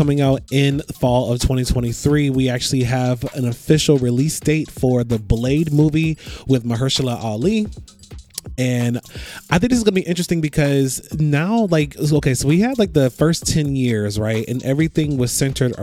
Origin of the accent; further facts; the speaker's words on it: Florida, United States; moved away; So I'm originally from Florida